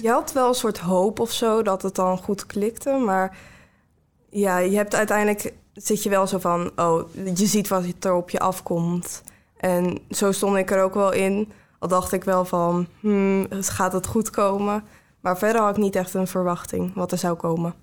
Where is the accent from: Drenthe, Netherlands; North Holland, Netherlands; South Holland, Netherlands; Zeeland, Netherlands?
South Holland, Netherlands; Ridderkerk; ik kom uit Ridderkerk